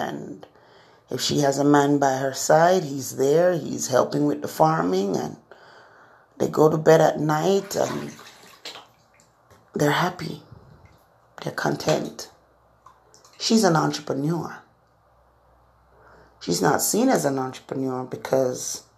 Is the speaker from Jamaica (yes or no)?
yes; Jamaica; now in Florida, United States; I grew up in Jamaica